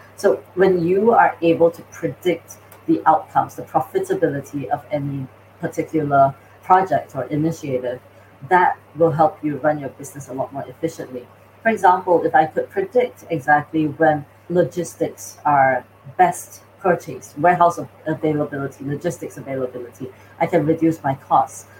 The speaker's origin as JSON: {"language": "English", "country": "Singapore", "also_born_or_lived": "North America", "moved": "yes", "said": "I'm from Singapore originally"}